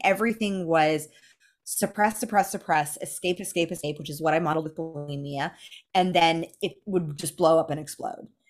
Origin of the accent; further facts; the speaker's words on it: Los Angeles, California, United States; the only model that I had growing up in Los Angeles